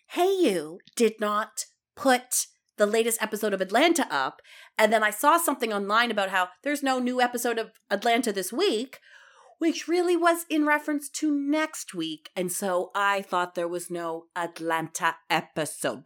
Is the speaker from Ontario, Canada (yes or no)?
yes; Ontario, Canada; I'm from Ontario and I say aunt